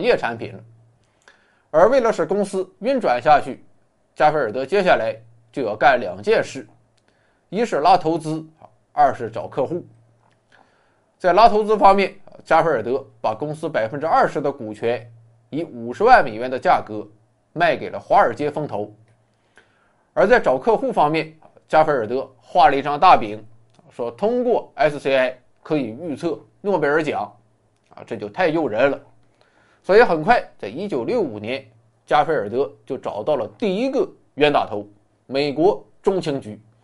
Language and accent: Chinese; China; 我们中国人很实诚，很老实